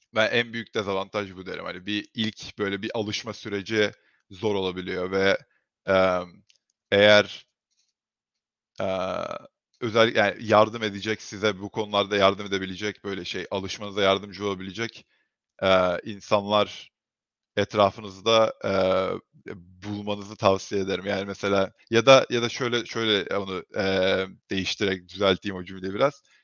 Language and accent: Turkish; Turkey; moved away as an adult; now in United States; Türkiye'de büyüdüm